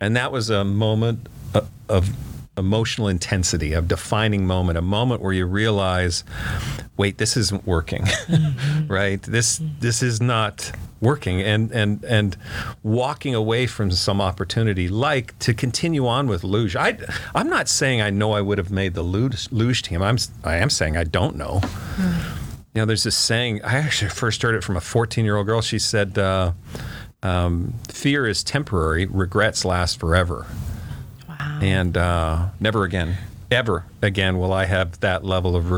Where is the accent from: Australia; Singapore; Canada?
Canada; Edmonton, Alberta; moved away as an adult; now in Texas, United States; growing up in Canada in Edmonton